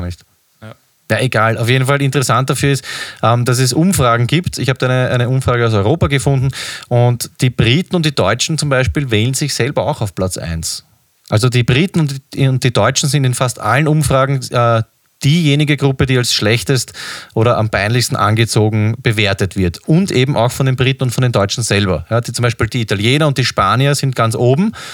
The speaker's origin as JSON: {"language": "German", "country": "Austria", "said": "als Österreicher"}